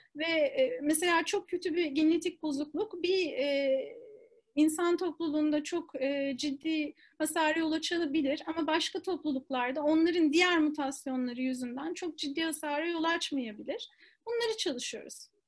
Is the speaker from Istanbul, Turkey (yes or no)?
yes; Istanbul, Turkey; moved away as an adult; also born or lived in United States; ben İstanbul'da doğdum. Ondan sonra ilk orta lise eğitimini ve üniversite eğitimini İstanbul'da aldım.